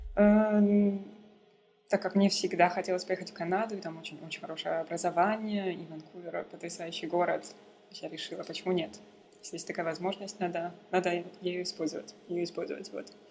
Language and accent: Russian; Kazakhstan; moved away as an adult; also born or lived in Vancouver, Canada / Paris, France; now in Berlin, Germany; я дочь казахских степей. А, я при, приезжаю, приехала из Казахстана